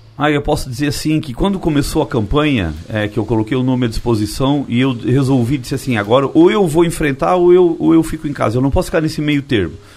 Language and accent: Portuguese; Timbé do Sul, Santa Catarina, Brazil; Tibete do Sul, que é onde eu nasci.